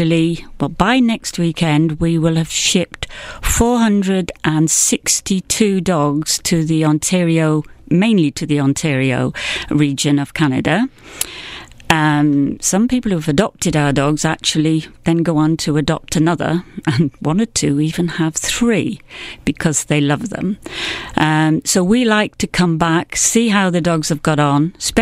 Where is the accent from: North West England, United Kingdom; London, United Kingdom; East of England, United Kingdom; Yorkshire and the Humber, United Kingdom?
Yorkshire and the Humber, United Kingdom; moved away as an adult; now in St. Lucia; I'm from the North Yorkshire area of England